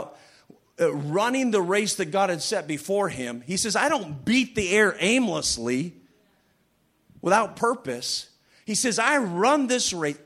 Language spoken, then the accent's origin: English; Western Michigan, United States; moved away; also born or lived in England; I'm from Michigan, Western Michigan